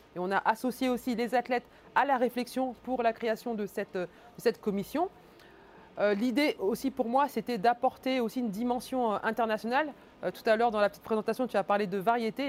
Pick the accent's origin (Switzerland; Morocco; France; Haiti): France; also born or lived in Cameroon; né au Cameroun, arrivé en France à deux ans